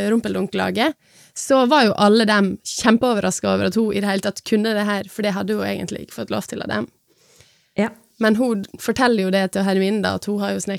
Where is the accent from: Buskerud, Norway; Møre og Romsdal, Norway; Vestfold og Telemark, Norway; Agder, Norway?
Møre og Romsdal, Norway; Sunnmøre; Jeg er sunnmøring, ikke trønder.